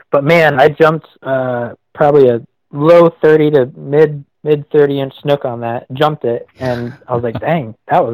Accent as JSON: {"language": "English", "region": "Maine", "country": "United States", "tie": "born or raised there", "said": "I grew up in Maine"}